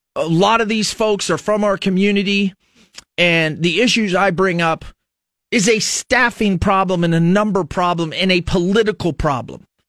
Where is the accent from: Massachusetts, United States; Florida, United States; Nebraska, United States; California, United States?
Nebraska, United States; Fremont; now in Lincoln, United States; you're from a smaller community in Nebraska, I'm from Fremont